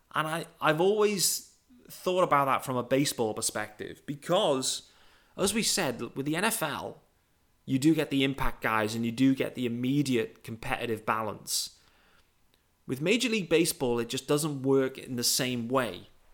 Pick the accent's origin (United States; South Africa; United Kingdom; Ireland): United Kingdom; I'm a British guy.